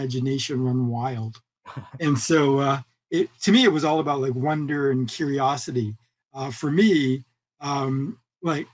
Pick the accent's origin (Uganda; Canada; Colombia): Canada; Vancouver, British Columbia; moved away as an adult; also born or lived in California, United States; growing up here in Vancouver and moving to the United States for school and then like working in California for 25 years and now coming full circle back to my hometown.